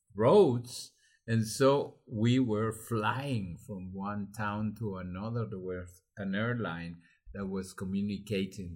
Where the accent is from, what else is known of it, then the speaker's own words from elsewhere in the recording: Honduras; English is a second language; I learned to fly when I was 14 in a clandestine way in an aero club of Honduras